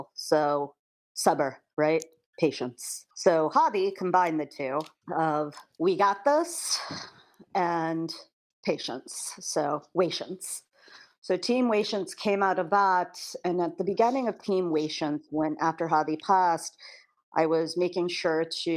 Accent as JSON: {"language": "English", "region": "Kansas", "country": "United States", "tie": "born or raised there", "moved": "yes", "said": "I grew up in Kansas, so I still have my Kansas community"}